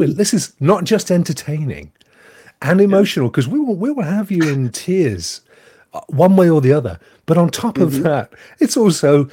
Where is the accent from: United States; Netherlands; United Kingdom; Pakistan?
United Kingdom; England; I'm English